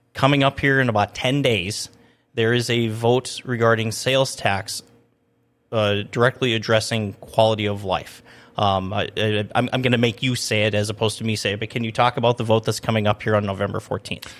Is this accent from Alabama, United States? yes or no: no; Minnesota, United States; now in Grand Forks, United States; I grew up in Minnesota where you can pretty much ride your snowmobile from the Canadian border almost to Minneapolis